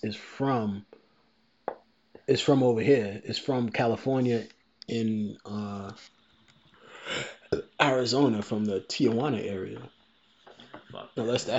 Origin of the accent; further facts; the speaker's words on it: Jamaica; I'm Jamaican.